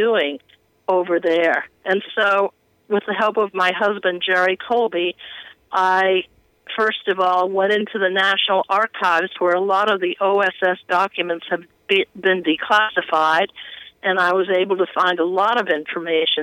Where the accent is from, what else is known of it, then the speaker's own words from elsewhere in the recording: Beirut, Beirut Governorate, Lebanon; now in United States; I was born in Beirut